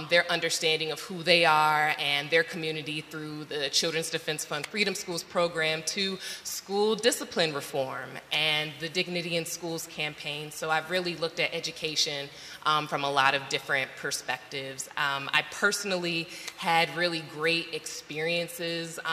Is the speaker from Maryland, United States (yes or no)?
yes; Maryland, United States; moved away; I'm actually from Maryland originally